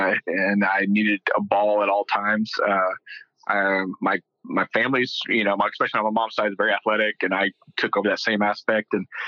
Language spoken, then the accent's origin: English; Euless, Texas, United States; accent: Texas; with my Texas accent, I grew up in a small town called Euless, which is right in between Dallas and Fort Worth. It's called the Mid-Cities area. Been here since I was 3 years old.